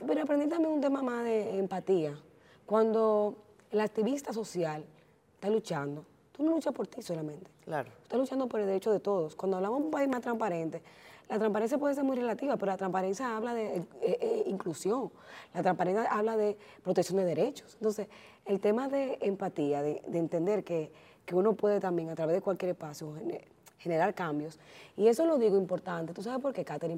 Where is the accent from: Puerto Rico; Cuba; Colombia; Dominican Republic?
Dominican Republic